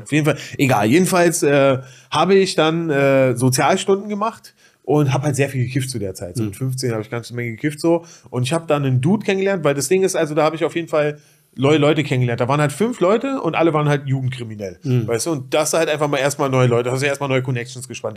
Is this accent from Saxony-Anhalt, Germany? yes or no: no; Berlin, Germany; Reinickendorf ist ja meine, meine Heimat